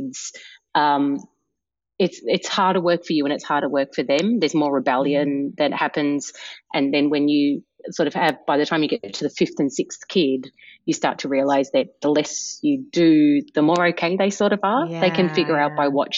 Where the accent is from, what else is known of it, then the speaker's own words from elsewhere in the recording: Melbourne, Victoria, Australia; moved away as an adult; now in Brooklyn, United States; I was born in Melbourne, and I'm the youngest of six kids.